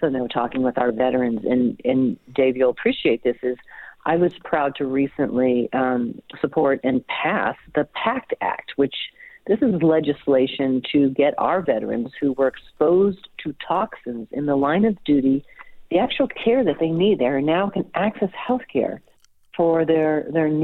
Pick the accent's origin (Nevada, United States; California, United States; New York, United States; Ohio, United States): Nevada, United States; Las Vegas; This is my home. Not only was I born and raised in Las Vegas, I'm third generation